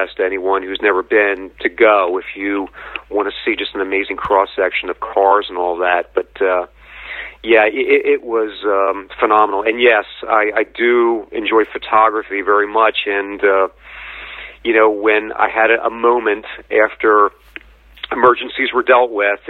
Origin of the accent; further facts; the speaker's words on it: New Jersey, United States; being from New Jersey